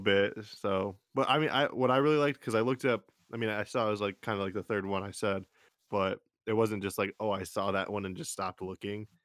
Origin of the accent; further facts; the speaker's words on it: Jackson, Michigan, United States; Jackson, probably where my hometown is